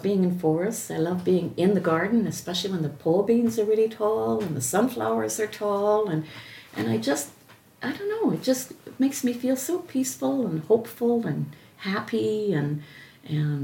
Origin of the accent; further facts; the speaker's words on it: Oakville, Ontario, Canada; also born or lived in Hearst, Ontario; as a child growing up in Oakville is where I grew up, so it was in a city.